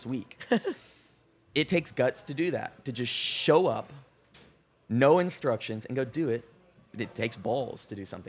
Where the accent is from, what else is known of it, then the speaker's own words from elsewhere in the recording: West Texas, United States; some West Texas kid who started with the camera